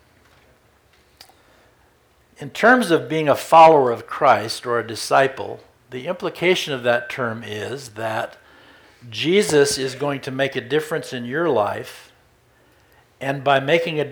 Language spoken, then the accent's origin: English; Redmond, Oregon, United States; I was a little Baptist boy growing up in Redmond, Oregon